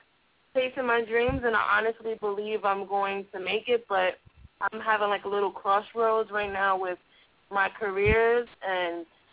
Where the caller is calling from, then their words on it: Los Angeles, California, United States; also born or lived in New York; I'm …, and I'm calling from Los Angeles.